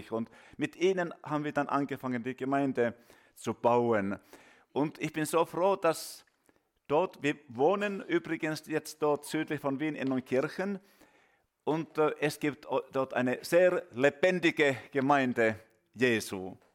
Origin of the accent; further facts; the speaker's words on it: Finland; German is a second language; Ja, wir kommen aus Finnland